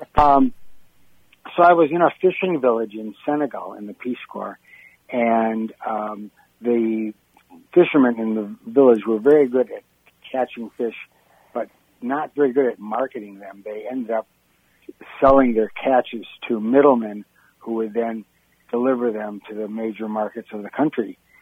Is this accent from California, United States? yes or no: no; Wisconsin, United States; I'm from Wisconsin. I'm your, I'm your neighboring rival across the border.